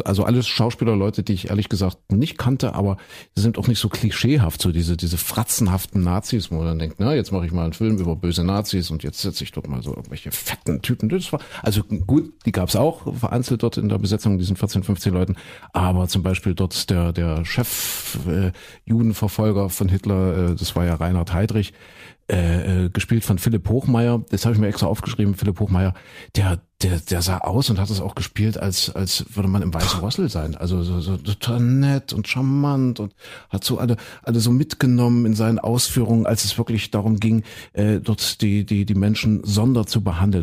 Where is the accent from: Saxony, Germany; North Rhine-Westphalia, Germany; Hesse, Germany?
Saxony, Germany; hier bei uns in Sachsen